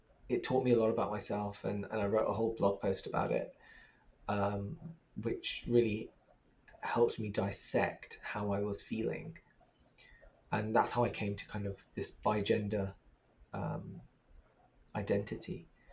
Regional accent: Pakistan; Like this intersectionality of being trans and being a Muslim and being Pakistani and being a person of color.

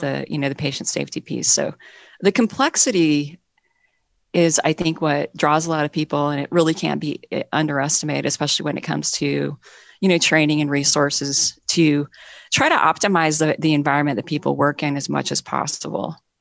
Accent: Montana, United States; moved away as an adult; also born or lived in Seattle area; now in Seattle, United States; I'm mostly from Montana. And when I was growing up in Montana

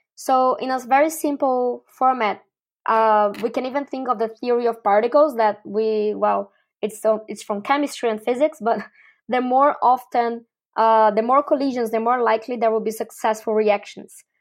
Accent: Brazil; moved away as an adult; also born or lived in Mauritius / Argentina / Chile / Uruguay; now in Malaysia; I'm originally from Brazil, and I first lived abroad when I went to Mauritius

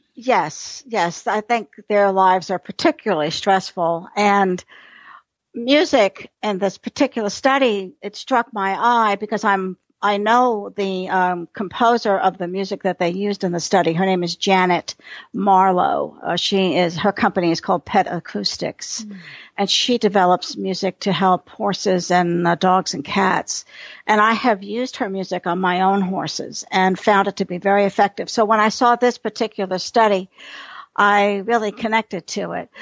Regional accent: New York City, New York, United States; now in Texas, United States; I'm a city girl. I grew up in New York City

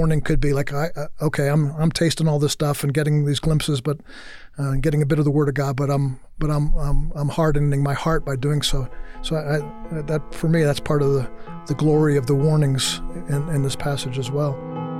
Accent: New York, United States; moved away; also born or lived in Texas; I grew up in New York and then moved to Texas

